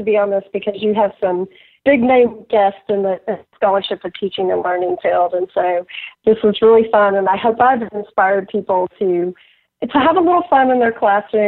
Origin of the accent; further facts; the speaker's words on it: Texas, United States; now in Pittsburgh, United States; I grew up in Texas